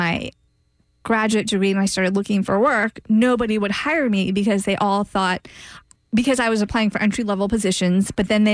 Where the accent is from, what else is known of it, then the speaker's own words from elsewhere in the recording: Titusville, Florida, United States; also born or lived in Nashville, Tennessee / Winter Park, Florida; I grew up in Titusville, the East Coast